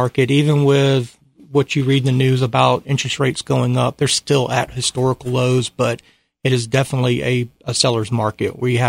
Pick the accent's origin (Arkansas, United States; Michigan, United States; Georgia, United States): Georgia, United States; Atlanta; moved away as an adult; Yes, I'm originally from Atlanta or a couple hours south of there, but I moved up here originally in 2004.